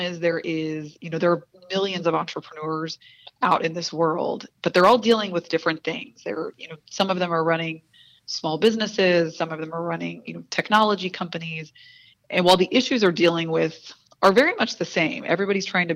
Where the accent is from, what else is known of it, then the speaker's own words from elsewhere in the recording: Spring, Texas, United States; I grew up in Spring, Texas, the daughter of a Bolivian immigrant